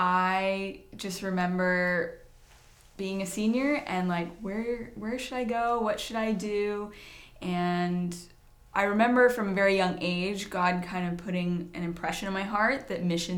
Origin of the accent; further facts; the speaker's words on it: Lebanon County, Pennsylvania, United States; now in Perth, Australia; I grew up in this area.